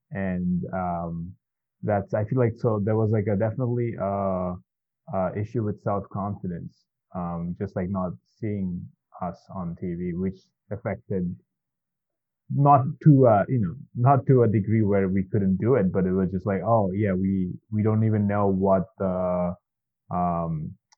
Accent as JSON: {"language": "English", "country": "Bangladesh", "tie": "born or raised there", "moved": "yes", "lives_now": "United States", "said": "I grew up in Bangladesh"}